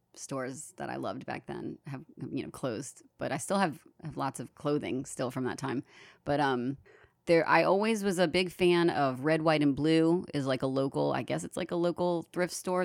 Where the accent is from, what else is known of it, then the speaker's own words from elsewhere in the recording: New Orleans, Louisiana, United States; New Orleans, um, our big festival of the year, our big, uh, celebration is Mardi Gras.